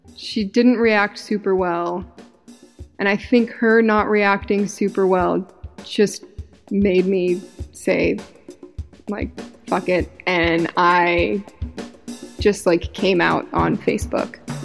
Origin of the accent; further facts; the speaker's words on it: Utah, United States; moved away; I was from Utah